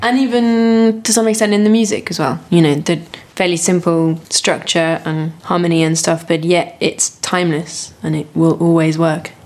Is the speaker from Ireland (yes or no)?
no; France; now in United Kingdom; working with a French theatre company, so I'm going back a lot to my home country